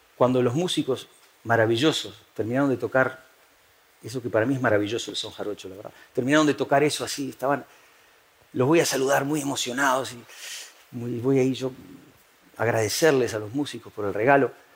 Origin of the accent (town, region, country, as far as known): Uruguay; moved away as an adult; now in Spain